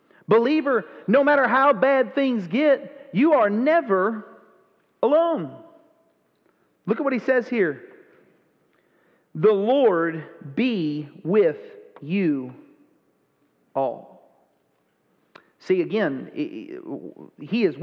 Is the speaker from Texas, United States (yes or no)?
yes; Texas, United States; I grew up in Texas